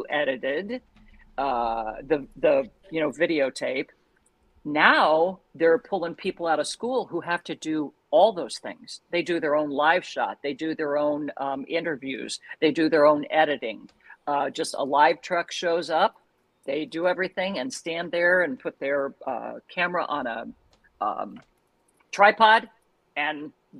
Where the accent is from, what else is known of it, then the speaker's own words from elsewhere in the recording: St. Joseph, Missouri, United States; moved away as an adult; also born or lived in Joplin, Missouri / Moline, Illinois / Miami, Florida; now in Cleveland, United States; I started in St. Joseph, Missouri, my hometown.